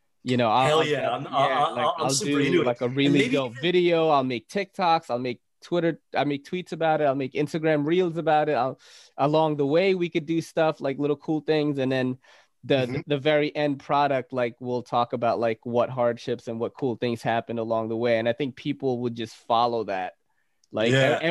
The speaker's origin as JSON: {"language": "English", "town": "Naga", "region": "Bicol Region", "country": "Philippines", "tie": "born or raised there", "said": "Guess what city I was born in the Philippines? Naga City"}